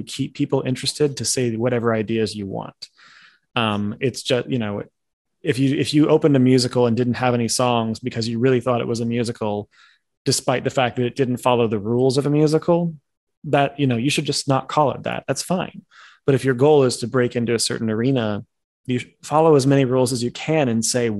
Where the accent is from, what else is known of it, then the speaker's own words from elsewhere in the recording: Chicago, Illinois, United States; I'm from Chicago